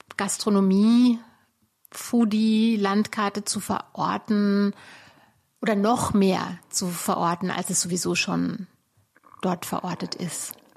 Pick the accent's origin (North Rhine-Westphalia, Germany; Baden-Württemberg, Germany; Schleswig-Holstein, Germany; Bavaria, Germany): Baden-Württemberg, Germany; also born or lived in Munich; now in Berlin, Germany; für die Lokalzeitung in der badischen Provinz, da wo ich aufgewachsen bin